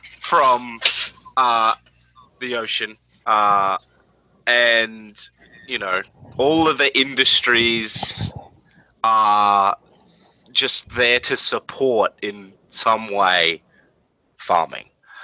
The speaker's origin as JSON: {"language": "English", "country": "Australia", "said": "we're Australian"}